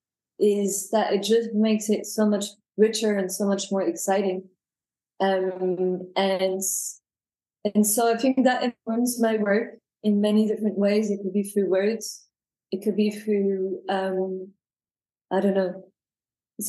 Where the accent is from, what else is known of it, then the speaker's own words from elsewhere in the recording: France; accent: French; first language French; English is a second language; also born or lived in United Kingdom; now in London, United Kingdom; I was born in the UK. But obviously you can hear from my accents that my mother tongue is French. I'm never going to get rid of the accent, I think.